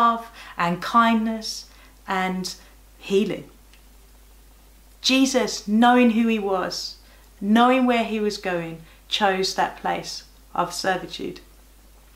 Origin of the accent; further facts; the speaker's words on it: Birmingham, West Midlands, United Kingdom; moved away; I'm from Birmingham.